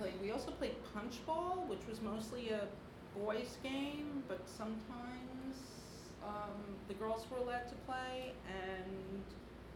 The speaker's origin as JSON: {"language": "English", "town": "New York City", "region": "New York", "country": "United States", "tie": "born or raised there", "said": "I grew up in Flatbush"}